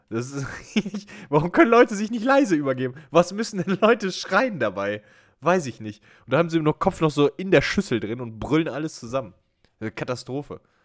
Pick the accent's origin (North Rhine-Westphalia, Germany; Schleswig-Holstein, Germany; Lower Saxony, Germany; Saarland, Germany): North Rhine-Westphalia, Germany; Brilon; in meinem Heimatort Brilon